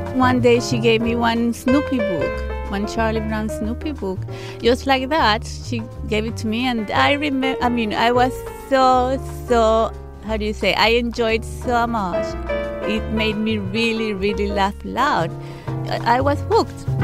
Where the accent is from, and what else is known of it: Panama; English is a second language; moved away as an adult; also born or lived in London, United Kingdom